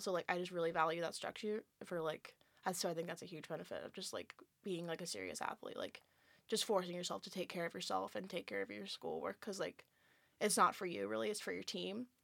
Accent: California, United States; moved away as an adult; I'm from California

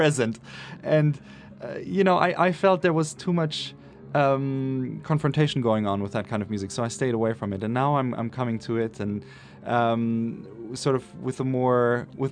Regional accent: Munich, Bavaria, Germany; moved away as an adult; now in New York, United States; I grew up in Munich in Germany

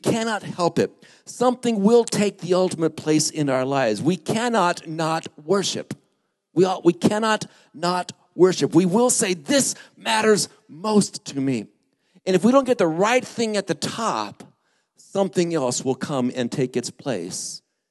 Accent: Lake Havasu City, Arizona, United States; moved away; where I grew up in Lake Havasu

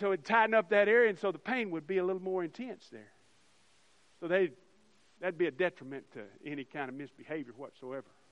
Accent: United States; as American Christians

